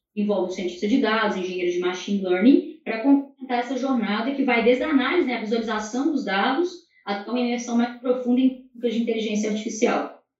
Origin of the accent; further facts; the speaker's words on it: Minas Gerais, Brazil; como boa mineira